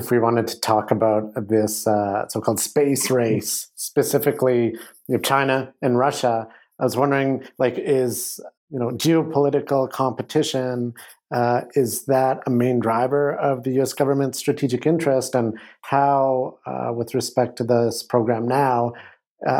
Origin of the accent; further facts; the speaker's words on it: Canadian Prairies, Canada; growing up in the Canadian prairies